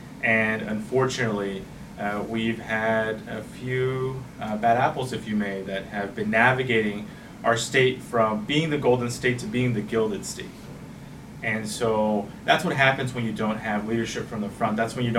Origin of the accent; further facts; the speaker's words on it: Norwalk, California, United States; also born or lived in Los Angeles; I was born in Los Angeles. I grew up in not too far from here in Norwalk, from Rosecrans. And went through K-12 of the Norwalk Lombard Unified School District.